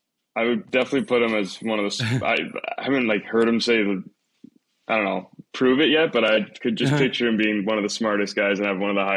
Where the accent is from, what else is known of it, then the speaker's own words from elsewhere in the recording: Toronto, Ontario, Canada; Negative, I'm from Toronto, but I'd probably say the weather and how dark it gets here so quickly.